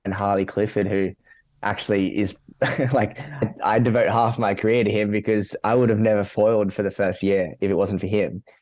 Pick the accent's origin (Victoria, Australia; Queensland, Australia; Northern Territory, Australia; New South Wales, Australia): New South Wales, Australia; Sydney; also born or lived in Gold Coast; I grew up in Mount Sydney.